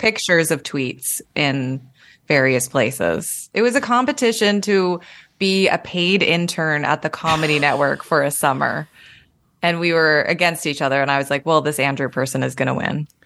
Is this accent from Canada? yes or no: yes; Calgary, Alberta, Canada; moved away as an adult; now in Toronto, Canada; I moved to Toronto after that 'cause I was from Calgary